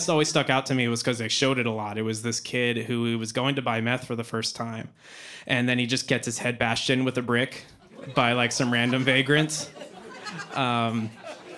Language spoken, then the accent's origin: English; Boise, Idaho, United States; moved away; growing up in Boise, Idaho, those were where I did most of my elementary school